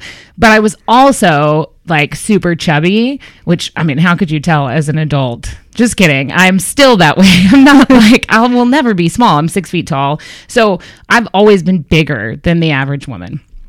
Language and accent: English; Texas, United States; moved away; as a Texan